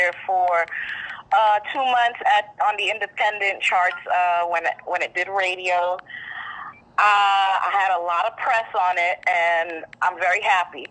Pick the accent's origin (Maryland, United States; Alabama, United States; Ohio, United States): Maryland, United States; moved away; also born or lived in Washington, D.C.; I grew up in Maryland, and I was always in D.C.